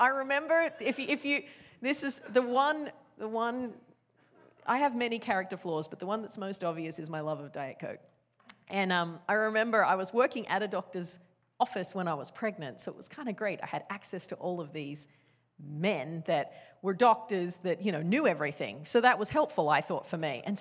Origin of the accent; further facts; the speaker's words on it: Australia; I grew up in Australia. That's where I was born